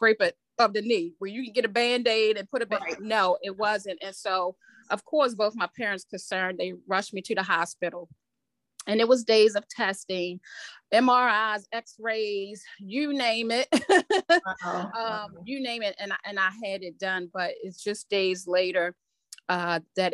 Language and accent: English; Baltimore, Maryland, United States; I was born and raised in Southwest Baltimore